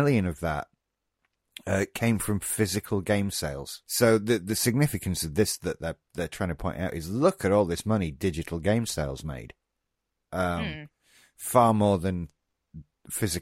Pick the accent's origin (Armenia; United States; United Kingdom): United Kingdom; we as the British